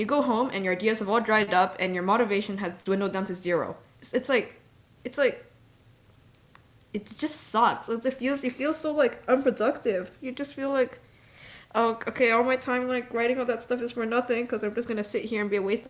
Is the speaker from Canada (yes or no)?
yes; Canada; I'm Canadian